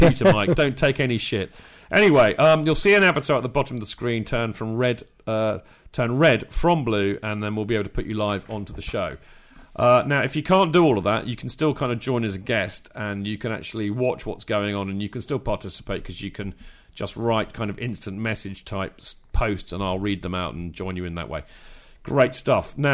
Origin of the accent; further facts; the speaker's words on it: Winchester, South East England, United Kingdom; haven't grown up in Hampshire and Winchester